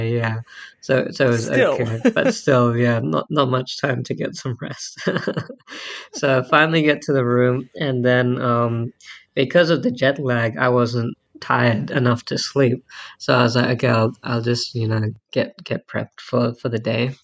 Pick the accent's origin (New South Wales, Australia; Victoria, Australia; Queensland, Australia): Queensland, Australia; Brisbane; also born or lived in India; I'm originally from India myself, but I've been born and raised in Brisbane, lived most of my life here in Australia.